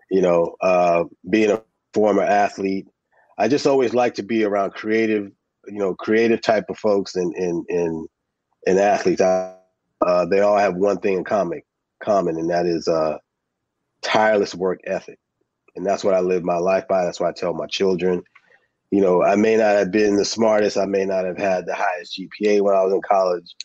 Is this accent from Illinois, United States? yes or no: no; New Jersey, United States; born there; I was born in Jersey, so WBLS and Kiss FM and … and, and …